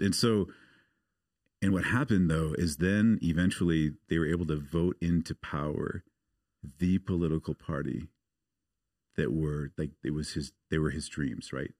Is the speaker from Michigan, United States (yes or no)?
no; Portland, Oregon, United States; moved away; I grew up in the States. I grew up outside of Portland, Oregon.